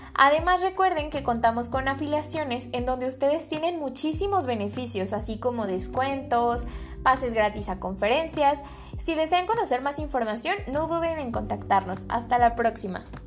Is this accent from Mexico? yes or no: yes; Mexico; nosotros como mexicanos